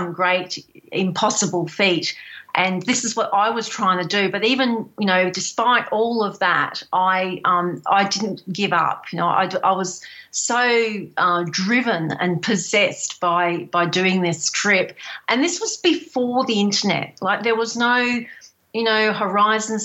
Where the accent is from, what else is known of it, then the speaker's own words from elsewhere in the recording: Healesville, Victoria, Australia; also born or lived in Coober Pedy, South Australia; I'm from Healesville near Melbourne in Australia